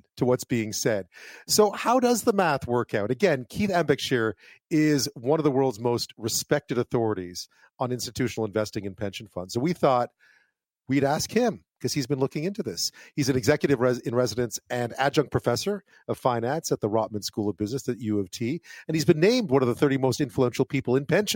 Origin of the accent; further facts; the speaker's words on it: Quebec, Canada; I grew up in Quebec